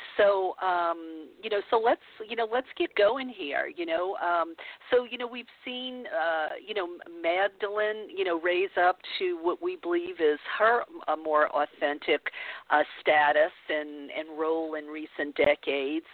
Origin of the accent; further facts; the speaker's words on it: the Bible Belt, United States; growing up in the Bible Belt